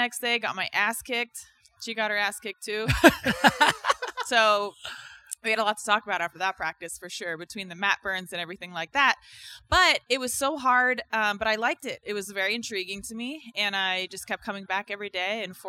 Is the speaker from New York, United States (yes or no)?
no; Tacoma, Washington, United States; So I was born in Tacoma, Washington. {S0} Okay. {S2} I grew up there as a, I don't know, outdoorsy sort of tomboy girl.